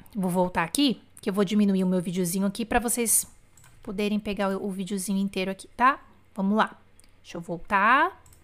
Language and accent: Portuguese; Bauru, São Paulo, Brazil; accent: interior of São Paulo; moved away; quando eu vou para Bauru no interior de São Paulo eu começo a falar porta porteira portão arrasto aquele R que é uma coisa louca que é o interior do estado de São Paulo